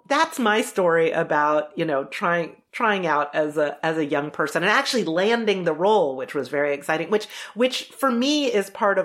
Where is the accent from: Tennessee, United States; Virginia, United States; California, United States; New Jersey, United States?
Virginia, United States; Charlottesville; And I'm growing up in Charlottesville, Virginia. So everybody legit has a Southern drawl, like me least of all.